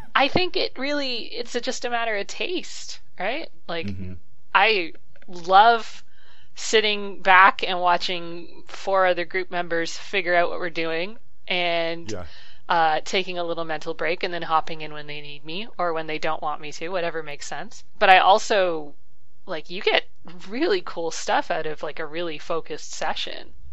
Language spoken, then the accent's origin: English; Canada; I'm Canadian